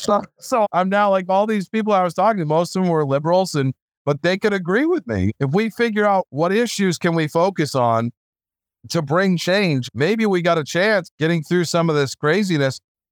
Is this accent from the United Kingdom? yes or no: no; United States; I love America. I'm an American. I'm a patriot